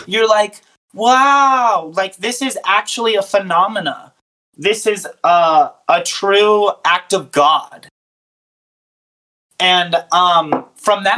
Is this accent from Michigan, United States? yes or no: no; Arizona, United States; We grew up in Arizona